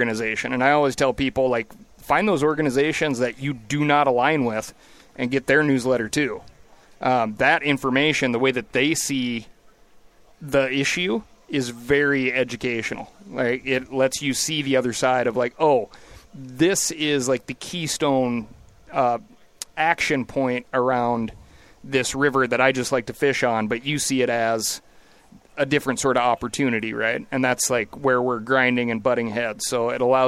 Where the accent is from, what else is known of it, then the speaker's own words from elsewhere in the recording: Montana, United States; I live in Bozeman, Montana. I always call it Bo's Angeles these days, because it's just like an exploding, crazy rate of growth for my home state.